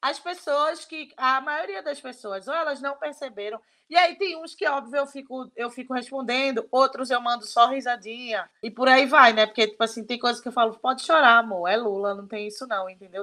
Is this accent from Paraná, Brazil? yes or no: no; Pernambuco, Brazil; now in São Paulo, Brazil; eu sou de Pernambuco, mas eu moro aqui em São Paulo